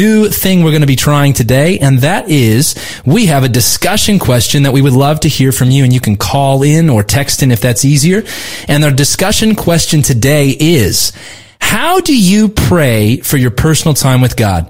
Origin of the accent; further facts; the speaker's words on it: Southern California, United States; moved away as an adult; now in Newcastle; I grew up in Southern California